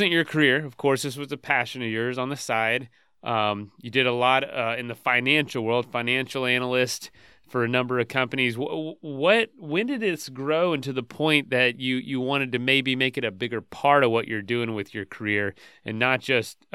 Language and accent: English; the South, United States; I'm from the South too